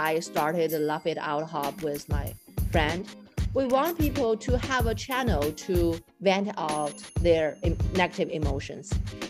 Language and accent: English; China; moved away; I grew up in China.